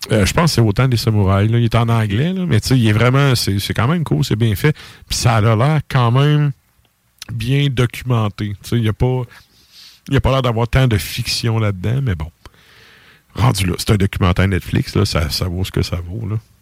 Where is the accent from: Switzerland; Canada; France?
Canada; Quebec; en tant que Québécois ici